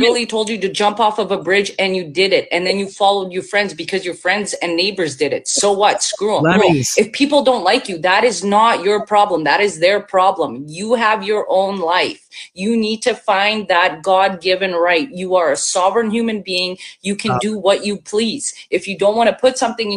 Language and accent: English; Bosnia & Herzegovina; born or raised there; now in Canada